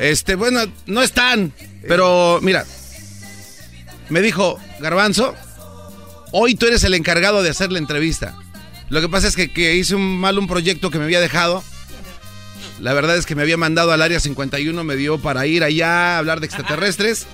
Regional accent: Mexico City, Mexico; somos del DF

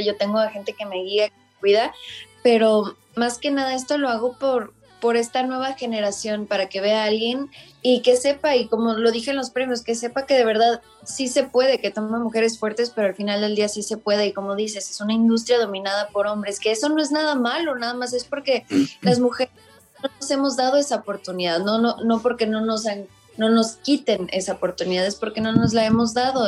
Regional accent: Mexico; nosotros como mexicanos

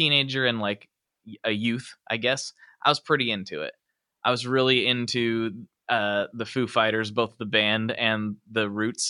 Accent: United States; I'm an American

